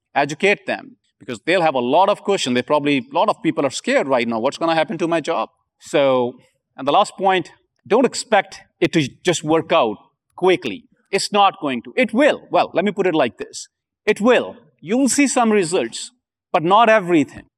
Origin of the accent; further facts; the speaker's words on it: India; I'm from India